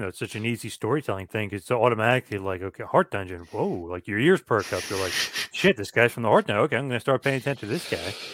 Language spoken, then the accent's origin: English; New Jersey, United States; fellow New Jersey guy